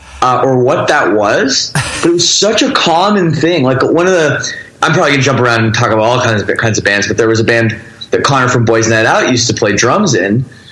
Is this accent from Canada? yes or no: yes; Toronto suburbs, Ontario, Canada; I grew up in the Toronto, Canada suburbs.